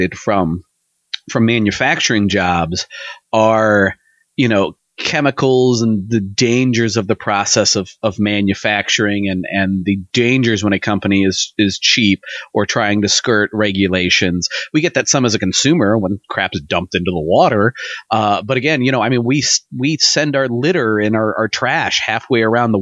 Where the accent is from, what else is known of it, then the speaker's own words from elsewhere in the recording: United States; we as Americans